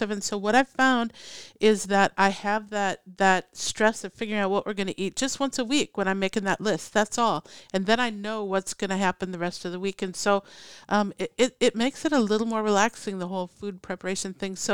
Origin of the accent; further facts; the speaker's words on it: Minnesota, United States; now in Oregon, United States; when I first moved to Oregon, it was it was such a relaxed thing. I came from Minnesota